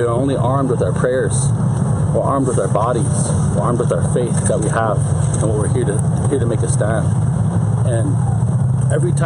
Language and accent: English; Porcupine, South Dakota, United States; I'm from Porcupine, South Dakota, on the Pine Ridge Indian Reservation, Oglala Lakota